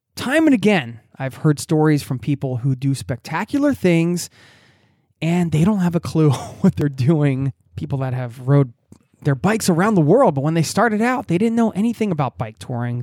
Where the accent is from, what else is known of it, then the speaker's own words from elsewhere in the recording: United States; moved away as an adult; now in Norway; I'm just going back to my home country as an expat abroad